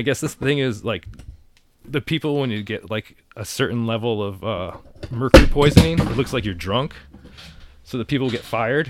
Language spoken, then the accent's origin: English; Danbury, Connecticut, United States; moved away as an adult; also born or lived in New York; my hometown was like a fucking... Hat Factory. It was the hat capital of the country.